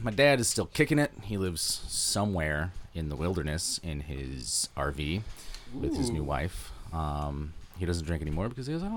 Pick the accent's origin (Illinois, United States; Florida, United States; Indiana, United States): Indiana, United States; Northwest; I grew up in Northwest Indiana